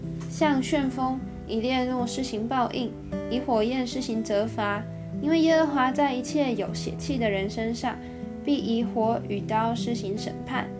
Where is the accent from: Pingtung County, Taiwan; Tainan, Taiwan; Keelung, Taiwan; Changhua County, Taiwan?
Changhua County, Taiwan; also born or lived in Neihu, Taipei; now in Taipei, Taiwan; 我一直称为我是彰化人，但其实我在台北住了很久。